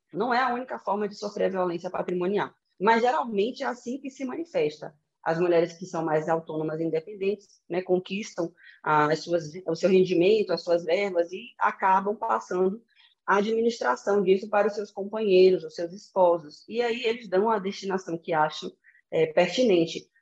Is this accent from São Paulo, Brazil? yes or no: no; Salvador, Bahia, Brazil; moved away; na minha cidade natal, né, que é Salvador